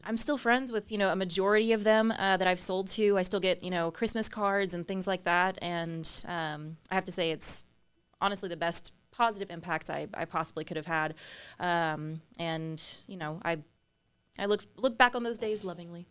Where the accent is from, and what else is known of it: San Antonio, Texas, United States; born or raised there; also born or lived in Austin, Texas